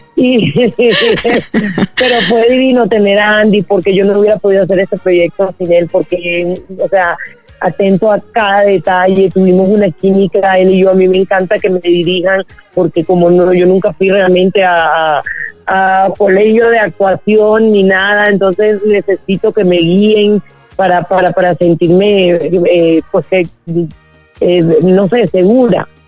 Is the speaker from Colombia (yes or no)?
yes; Colombia; yo crecí en Colombia en esa época